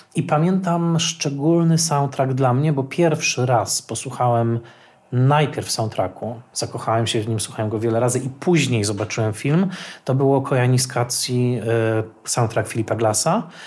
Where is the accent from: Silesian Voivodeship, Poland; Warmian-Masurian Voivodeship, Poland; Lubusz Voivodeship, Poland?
Silesian Voivodeship, Poland; Tarnowskie Góry; Ja dorastałem w Tarnowskich Górach na Śląsku